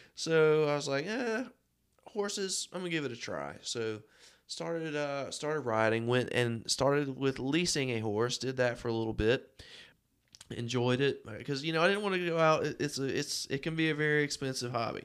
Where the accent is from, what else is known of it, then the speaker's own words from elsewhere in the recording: Rocky Mount, North Carolina, United States; I'm from Rocky Mount, uh, North Carolina. It's where I live and work.